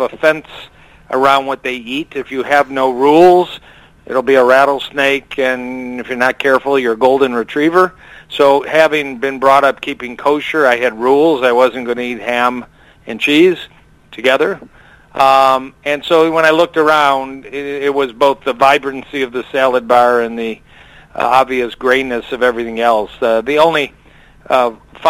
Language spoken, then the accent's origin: English; Detroit, Michigan, United States; also born or lived in Ann Arbor, Michigan / Dallas, Texas / Kansas City; I grew up in Detroit, went to the University of Michigan undergrad, medical school